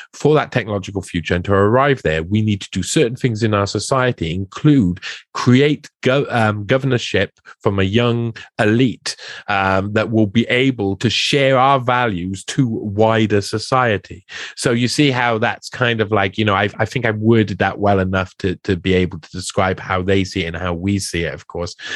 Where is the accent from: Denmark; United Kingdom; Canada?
United Kingdom; Wales; I come from Wales